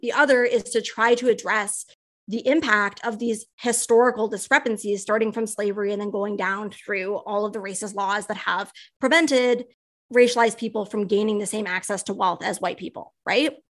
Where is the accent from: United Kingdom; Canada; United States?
Canada; I'm a Canadian